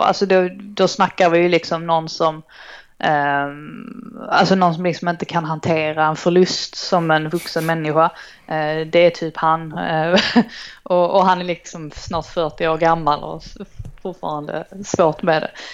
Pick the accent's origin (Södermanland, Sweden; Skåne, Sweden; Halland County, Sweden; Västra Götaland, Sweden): Skåne, Sweden; Trelleborg; also born or lived in Stockholm; now in London, United Kingdom; jag är uppvuxen i Trelleborg